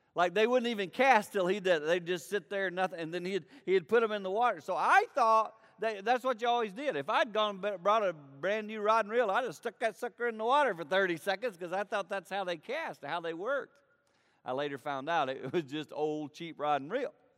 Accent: foothills of the Blue Ridge Mountains, the Carolinas, United States; I grew up in the Carolinas, in the foothills of the Blue Ridge Mountains.

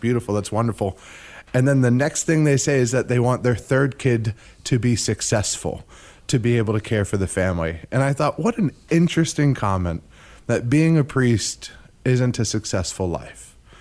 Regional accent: Zephyrhills, Florida, United States; I grew up in Zephyr Hills

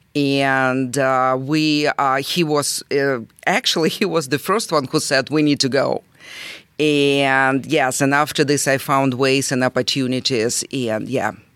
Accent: Rostov-on-Don, Rostov Oblast, Russia; English is a second language; now in Fishers, United States; I'm originally from Russia, and, uh, um, I was born and grew up in Rostov-na-Danu.

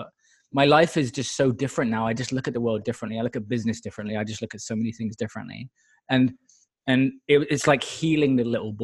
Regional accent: Exeter, South West England, United Kingdom; moved away as an adult; now in United States; Exeter in the UK originally.

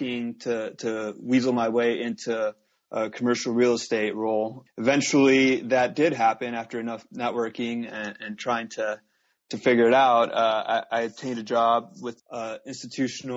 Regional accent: Los Angeles, California, United States; I was born and raised here in Southern California, the LA area

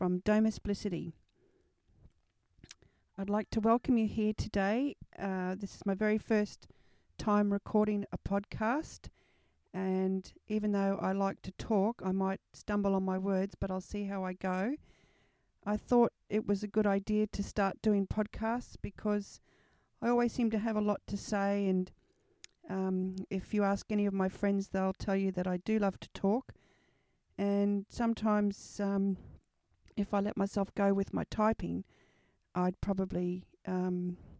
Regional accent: Brisbane, Queensland, Australia; I was born in Brisbane, here in Queensland, Australia, at the Royal Brisbane Hospital

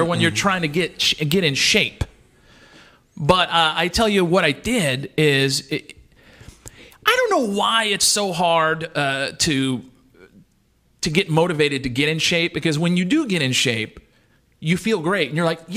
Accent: South Louisiana, United States; When I grew up in my hometown, I was telling you I'm from South Louisiana

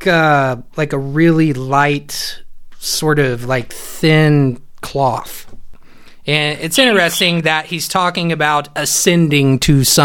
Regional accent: Indiana, United States; I grew up in Indiana

